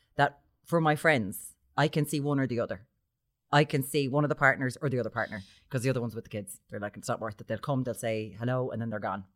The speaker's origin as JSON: {"language": "English", "town": "Limerick", "region": "Munster", "country": "Ireland", "said": "I'm from Limerick."}